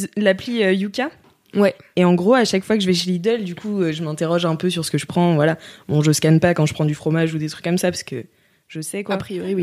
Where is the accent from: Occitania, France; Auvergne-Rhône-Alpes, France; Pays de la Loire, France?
Pays de la Loire, France; Nantes; moved away as an adult; now in Paris, France; on vient de Nantes